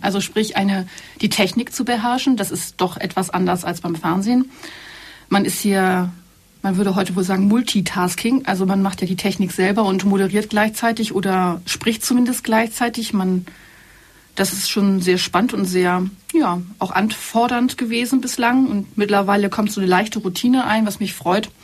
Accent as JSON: {"language": "German", "region": "Hamburg", "country": "Germany", "also_born_or_lived": "Berlin", "moved": "as an adult", "lives_now": "Allgäu, Germany", "said": "Ich bin nicht aus dem südlichen Deutschland, sondern ich bin eine echte, waschechte Hamburgerin und habe da auch einen Großteil meines Lebens verbracht"}